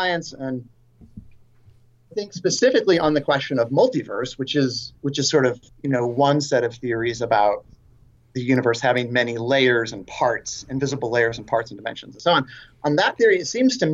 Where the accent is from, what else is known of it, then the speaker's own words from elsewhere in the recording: San Francisco, California, United States; I grew up in San Francisco in the Bay Area